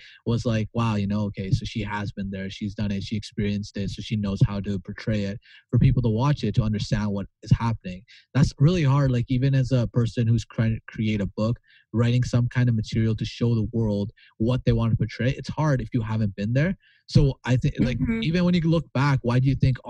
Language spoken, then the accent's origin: English; Hamiota, Manitoba, Canada; also born or lived in Pakistan; I grew up in a small town of 800 people. It's called Hamiota, Manitoba, if you ever want to search it up. And it's 800 people. And I moved there when I was in grade 3.